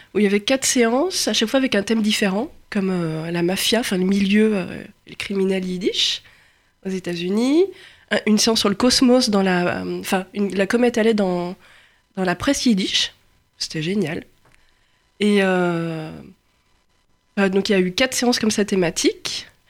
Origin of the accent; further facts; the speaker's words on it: Lyon, Auvergne-Rhône-Alpes, France; je suis lyonnaise